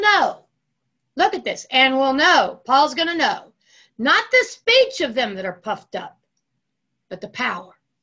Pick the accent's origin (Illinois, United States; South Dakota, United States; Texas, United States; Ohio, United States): Ohio, United States; I grew up in Ohio